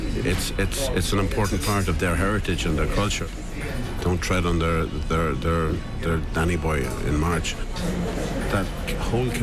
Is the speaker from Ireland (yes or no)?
yes; Ireland; moved away; also born or lived in New York; being Irish and born in Ireland